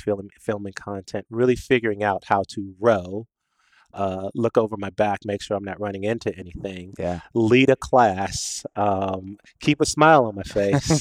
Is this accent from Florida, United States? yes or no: no; Washington, District of Columbia, United States; I was born in Washington D.C.